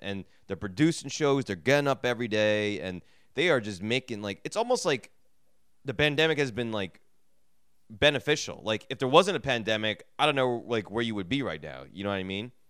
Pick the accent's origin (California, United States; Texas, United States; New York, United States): New York, United States; New York City; I'm from New York City